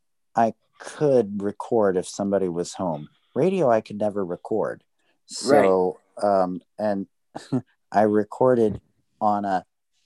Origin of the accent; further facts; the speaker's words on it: Maryland, United States; I grew up in Maryland, so we actually had snow days.